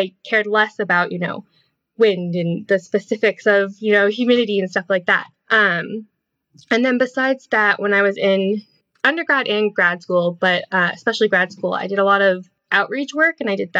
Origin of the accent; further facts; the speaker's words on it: Massachusetts, United States; moved away as an adult; also born or lived in Vermont; I grew up in Massachusetts